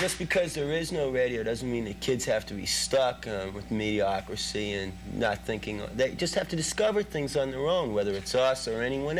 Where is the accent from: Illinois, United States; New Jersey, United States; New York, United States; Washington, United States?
New York, United States; New York City; We may be a group based out in New York, but we're all kids from Queens. We're suburban people